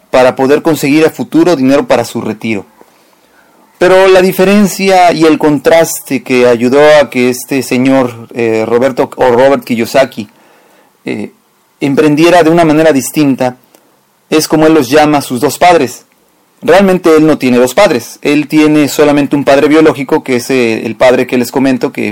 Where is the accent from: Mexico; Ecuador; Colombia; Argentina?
Mexico; nosotros como mexicanos